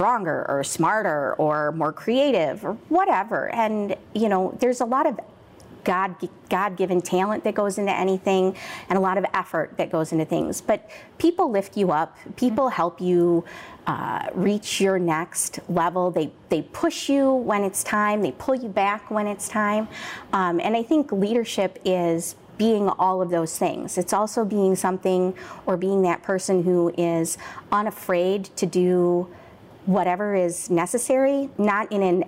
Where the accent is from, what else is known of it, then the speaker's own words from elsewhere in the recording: Aurora, Illinois, United States; I grew up in Aurora, which is, 10, 11 miles from where we are right now